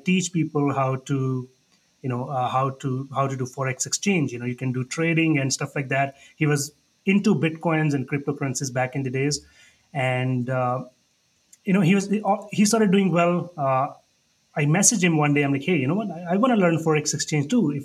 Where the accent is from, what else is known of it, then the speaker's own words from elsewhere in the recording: India; moved away as an adult; also born or lived in Niagara Falls, Canada / Calgary, Canada; now in Canada; I moved to Canada in 2010. I was born and raised in India.